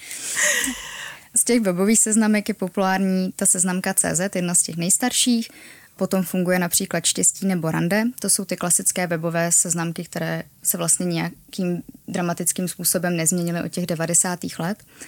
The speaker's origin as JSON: {"language": "Czech", "region": "Prague", "country": "Czechia", "said": "já jsem z Prahy"}